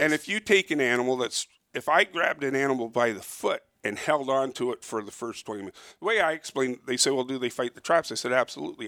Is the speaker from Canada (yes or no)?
yes; Toronto, Ontario, Canada; I was born and raised in Toronto, but I don't live near Toronto